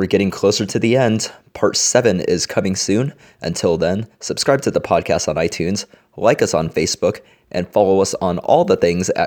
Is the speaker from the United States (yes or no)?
yes; United States; we're from America